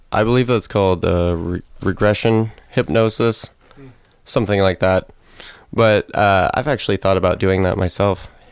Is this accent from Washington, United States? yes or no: yes; Clarkston, Washington, United States; I'm from Clarkston, Washington